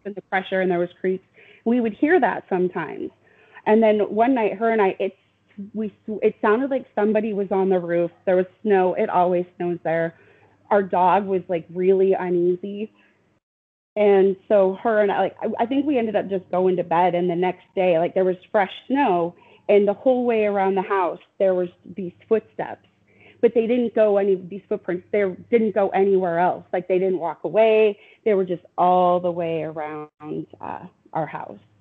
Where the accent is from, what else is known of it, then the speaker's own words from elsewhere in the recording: Riverton, Wyoming, United States; moved away; I grew up in Wyoming